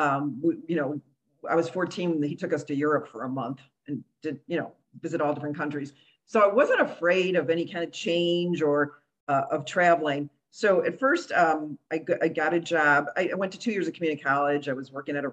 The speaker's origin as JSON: {"language": "English", "town": "Chicago", "region": "Illinois", "country": "United States", "also_born_or_lived": "Cuba / Romeoville / Country Club Hills / Boston", "said": "I'm from Chicago"}